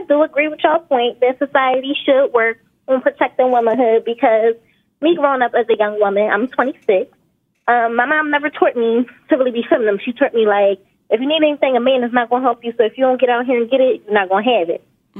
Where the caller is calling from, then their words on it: North Carolina, United States; I'm calling from North Carolina.